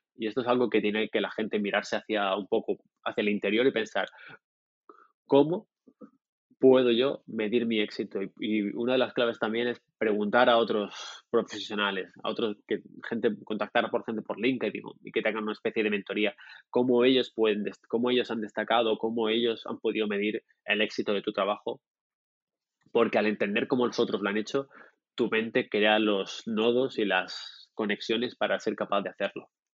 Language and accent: Spanish; Murcia, Region of Murcia, Spain; now in Barcelona, Spain; yo nací en el sur de España, en una ciudad, una ciudad pequeñita que se llama Murcia